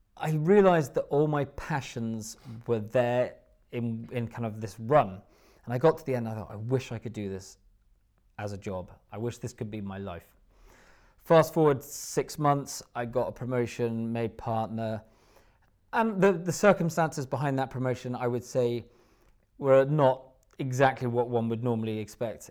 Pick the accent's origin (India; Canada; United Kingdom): United Kingdom; Haddington, Scotland; moved away as an adult; also born or lived in Musselburgh / Australia / London; I grew up in Haddington, which is, uh, just about twenty minutes w, w, east of Edinburgh